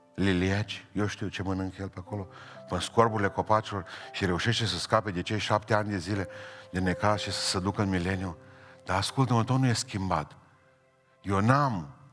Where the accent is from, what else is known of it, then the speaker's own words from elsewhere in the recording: Romania; suntem săraci, că suntem români